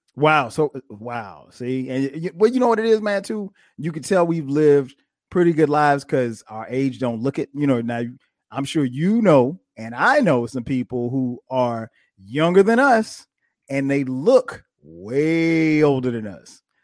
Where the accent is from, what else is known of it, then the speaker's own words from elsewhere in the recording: Florence, South Carolina, United States; I grew up in little small town, uh, Florence, South Carolina